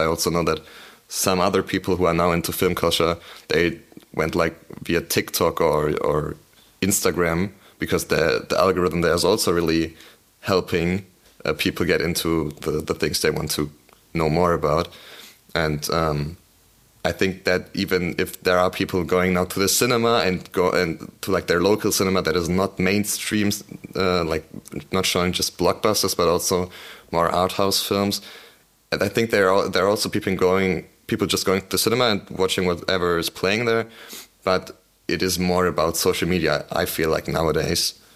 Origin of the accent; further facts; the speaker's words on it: Berlin, Germany; I'm from Berlin